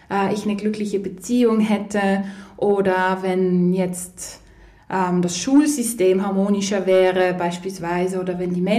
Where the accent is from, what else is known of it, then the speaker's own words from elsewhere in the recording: Poland; ich komme ja ursprünglich aus Polen, beide Eltern, und beide Großeltern und Urgroßeltern haben logischerweise den Zweiten Weltkrieg erlebt.